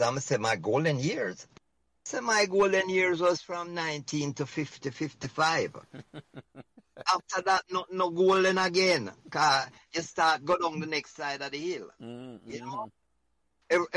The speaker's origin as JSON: {"language": "English", "country": "Jamaica", "said": "When we as Jamaican"}